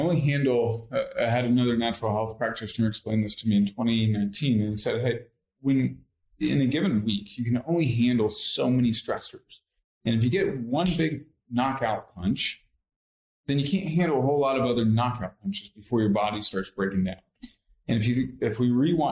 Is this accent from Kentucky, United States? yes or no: yes; Lexington, Kentucky, United States; I grew up in Lexington, Kentucky